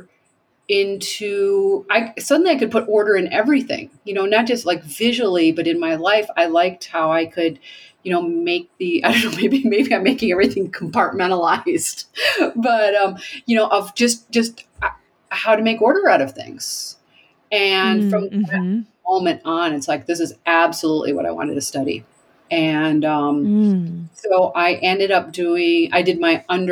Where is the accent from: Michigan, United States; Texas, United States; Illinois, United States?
Michigan, United States; Montague; also born or lived in New York City; now in Abiquiú, United States; I was born in Michigan in also a small town called Montague, which was right on Lake Michigan.